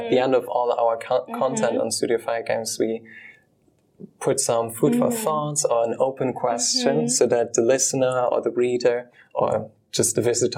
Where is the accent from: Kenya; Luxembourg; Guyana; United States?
Luxembourg; moved away; I'm from Luxembourg